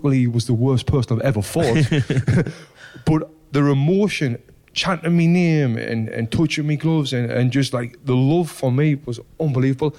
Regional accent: Sunderland, North East England, United Kingdom; where I grew up in Sunderland

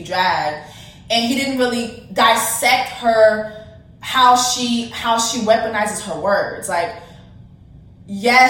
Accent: Miami-Dade County, Florida, United States; I'm from Miami-Dade County

